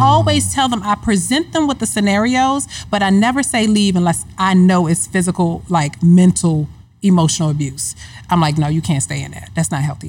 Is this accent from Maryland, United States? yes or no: yes; Hyattsville, Maryland, United States; moved away; I'm from Hyattsville, Maryland, in the household with Ruth and Thomas, my first example of marriage